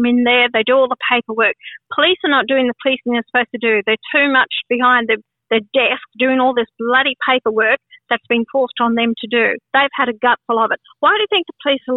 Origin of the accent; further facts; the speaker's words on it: Australia; I am an Australian born here. This is my country